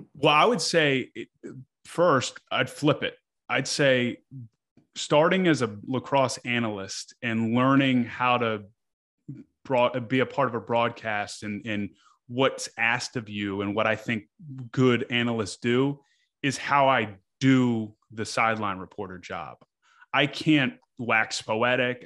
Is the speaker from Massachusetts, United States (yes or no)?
no; Annapolis, Maryland, United States; now in Baltimore, United States; I grew up in Annapolis, but I've been here s, for over ten years now.